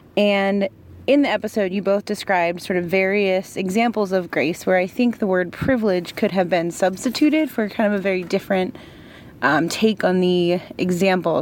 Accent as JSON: {"language": "English", "town": "Baltimore", "region": "Maryland", "country": "United States", "moved": "as an adult", "lives_now": "Lincoln, United States", "said": "I am originally from Baltimore, Maryland, but I'm currently living in Lincoln, Nebraska"}